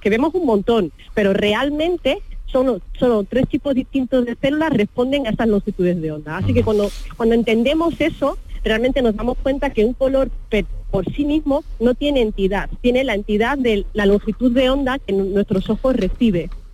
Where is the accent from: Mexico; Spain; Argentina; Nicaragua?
Spain; Río Tinto, Andalusia; mi tierra